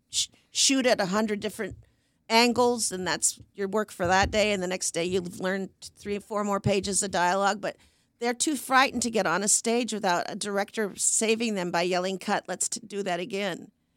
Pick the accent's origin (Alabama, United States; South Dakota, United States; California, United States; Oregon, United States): Oregon, United States; Portland; moved away; I'm from Portland.